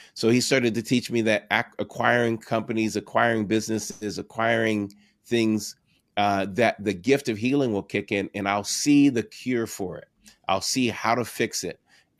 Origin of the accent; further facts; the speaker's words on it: San Diego, California, United States; I moved from Orange County in San Diego, actually from San Diego, California, to pastor there, and it was a completely different environment being from San Diego and then being in that area.